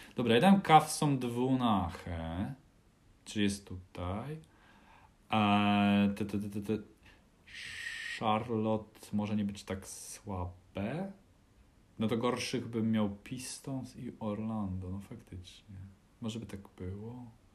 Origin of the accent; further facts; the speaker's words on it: Puławy, Lublin Voivodeship, Poland; ja się wychowywałem w Puławach.